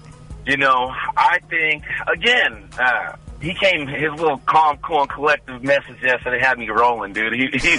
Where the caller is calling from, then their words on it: Livermore, California, United States; …, Livermore.